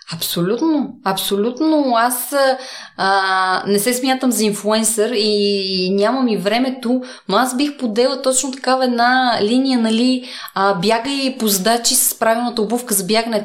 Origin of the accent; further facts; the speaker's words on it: Sandanski, Blagoevgrad Province, Bulgaria; now in Sofia, Bulgaria; Аз съм от Сандански